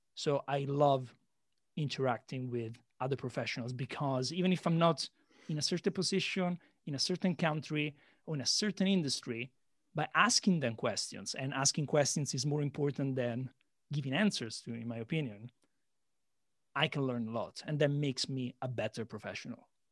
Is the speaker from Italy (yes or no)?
yes; Italy; moved away as an adult; also born or lived in London; now in Shanghai, China; I'm Italian, but I've been living outside of Italy for a decade, seven years London, and now three years in uh, Shanghai, China.